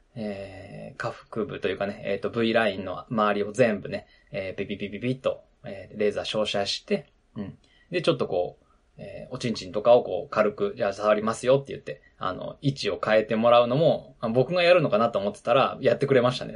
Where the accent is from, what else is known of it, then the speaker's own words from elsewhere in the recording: Nagano, Japan; moved away; ウィンタースポーツの盛んなところで僕育ったので